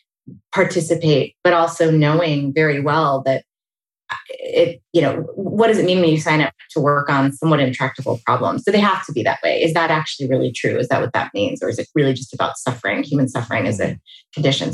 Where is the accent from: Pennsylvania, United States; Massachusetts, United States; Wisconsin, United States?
Pennsylvania, United States; Pittsburgh; moved away as an adult; now in California, United States; I grew up outside of Pittsburgh, Pennsylvania